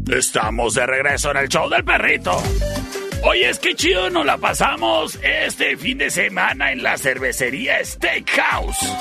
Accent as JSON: {"language": "Spanish", "town": "Cuauhtémoc", "region": "Chihuahua", "country": "Mexico"}